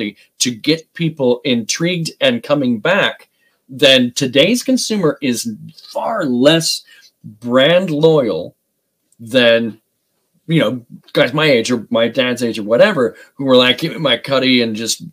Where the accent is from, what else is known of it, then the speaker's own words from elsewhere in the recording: United States; I'm an American